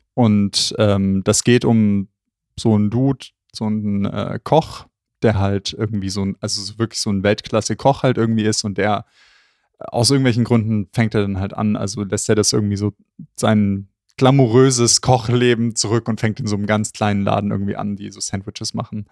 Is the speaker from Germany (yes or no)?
yes; Southern Germany, Germany; bei uns im Süden